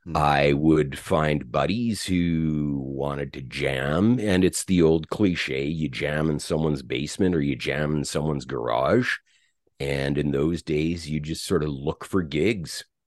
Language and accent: English; St. Albert, Alberta, Canada; also born or lived in Edmonton, Alberta; I was born in Edmonton, Alberta. And I grew up in a little town, uh, well, it, it's a city now, just outside of Edmonton called Saint Albert